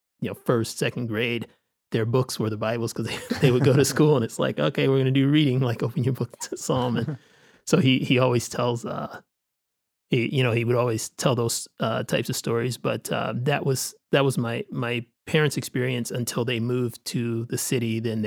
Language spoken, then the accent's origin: English; Detroit, Michigan, United States; I grew up in the Metro Detroit area, and those churches were all, it was what the Black churches did.